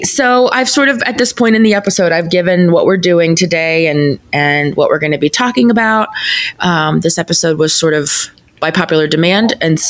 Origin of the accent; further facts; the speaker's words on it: Texas, United States; But I was raised here in Texas in a family that is, we were Church of Christ